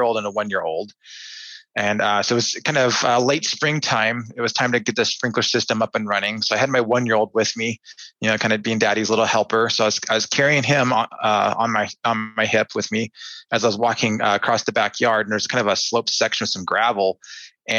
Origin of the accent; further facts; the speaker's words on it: Anchorage, Alaska, United States; also born or lived in Fairbanks, Alaska; I was born in Fairbanks, and then my family moved to Anchorage about a year later. So growing up there